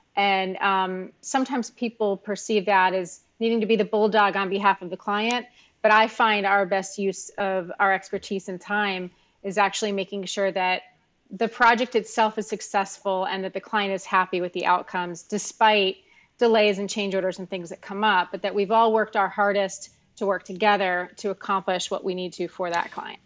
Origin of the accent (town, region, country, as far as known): Miami, Florida, United States; born or raised there